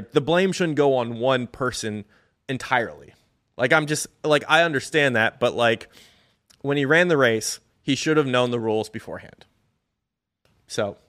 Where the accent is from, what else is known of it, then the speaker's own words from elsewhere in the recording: Hershey, Pennsylvania, United States; Pennsylvania, I'm from Hershey. It's my home state